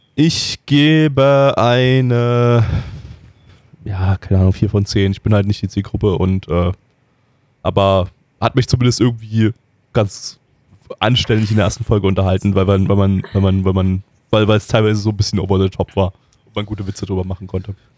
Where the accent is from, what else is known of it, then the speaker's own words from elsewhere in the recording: Germany; wir sind Deutsche